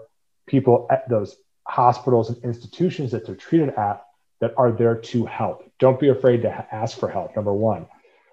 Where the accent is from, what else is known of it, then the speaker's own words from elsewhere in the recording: Cleveland, Ohio, United States; I'm from Cleveland, Ohio